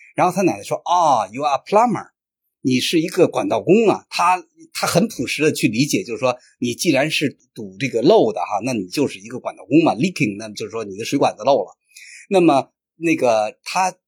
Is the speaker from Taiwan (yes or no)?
no; China; 这个著名的我们中国人熟知的陈纳德的呃夫人那个陈香梅